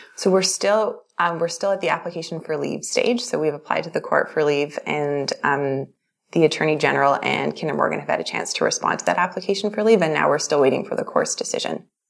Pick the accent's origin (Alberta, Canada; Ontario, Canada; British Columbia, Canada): British Columbia, Canada; Vancouver; now in Calgary, Canada; I'm originally from Vancouver and I'm now based in Calgary.